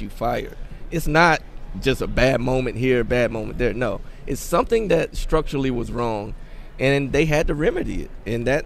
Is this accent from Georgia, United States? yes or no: no; Philadelphia, Pennsylvania, United States; I'm here from Philly.